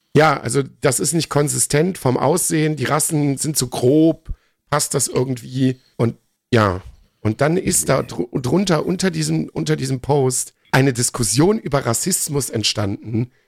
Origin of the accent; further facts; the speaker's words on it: Viersen, North Rhine-Westphalia, Germany; moved away; Wir haben bei uns in Viersen zwei Gymnasien direkt hintereinander